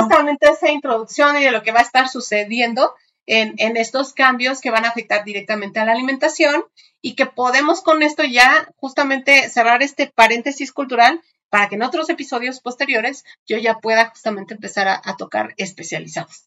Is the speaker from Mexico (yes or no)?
yes; Mexico; entre nosotros como mexicanos